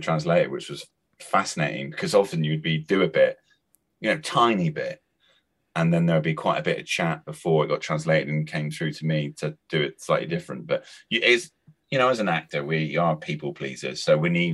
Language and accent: English; Cornwall, South West England, United Kingdom; accent: Cornish; my Cornish accent, my lilt